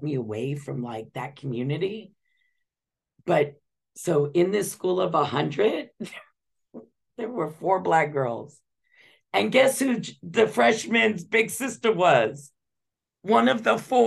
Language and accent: English; Los Angeles, California, United States; this little white Jewish girl, 12 years old, and I'm taking the bus from Beverly Hills area to South Central Los Angeles